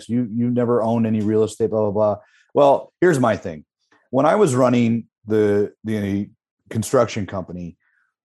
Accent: Midwest, United States; the Midwest, I'm from the Midwest

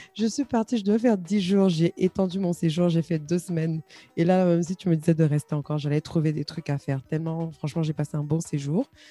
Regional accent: Côte d’Ivoire; en tant que fière ivoirienne

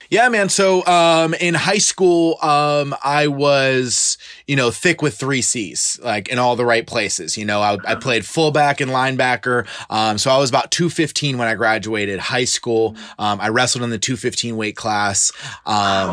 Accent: Clearwater, Florida, United States; I was originally born and raised in Clearwater, Florida. I went to high school here

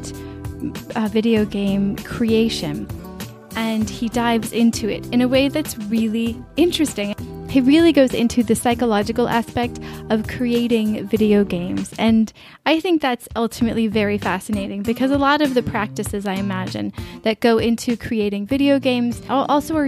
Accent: United States; As an American

